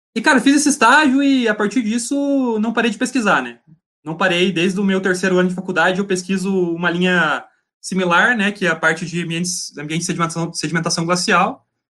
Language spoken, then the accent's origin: Portuguese; Laranjeiras do Sul, Paraná, Brazil; nesse momento eu estou em Laranjeiras do Sul, no interior do Paraná, na cidade onde eu, onde eu nasci